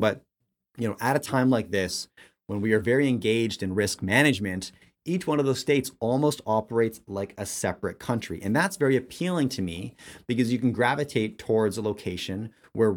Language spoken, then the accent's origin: English; Canada; I'm Canadian